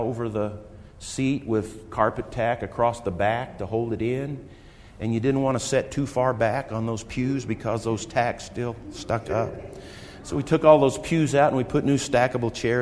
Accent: Wichita, Kansas, United States; now in Colorado, United States; I grew up in Wichita

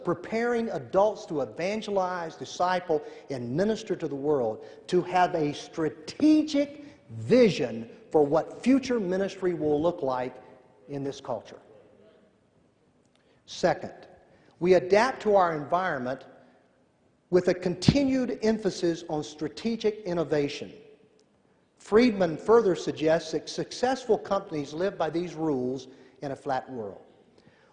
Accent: Tennessee, United States; I'm from Tennessee.

